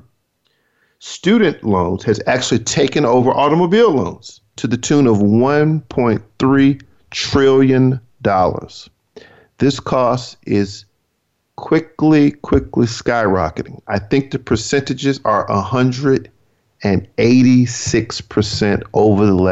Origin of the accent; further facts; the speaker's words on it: Georgia, United States; also born or lived in California; now in Maryland, United States; My home state, which is Georgia